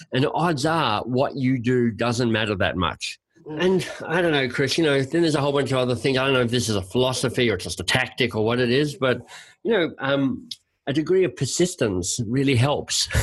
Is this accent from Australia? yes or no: yes; Australia; moved away as an adult; also born or lived in Oxford, England / London, England / Boston, United States; now in Canada; I'm Australian by birth